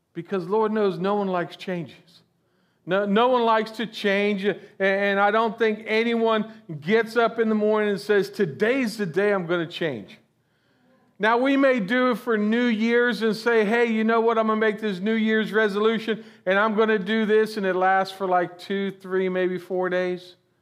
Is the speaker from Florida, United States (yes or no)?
yes; Florida, United States; I'm originally from Florida, born and raised down here